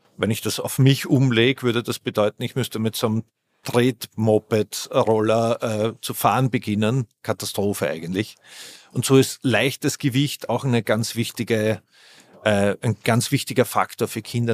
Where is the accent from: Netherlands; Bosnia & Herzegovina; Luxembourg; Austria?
Austria; Vienna; Ich bin Wiener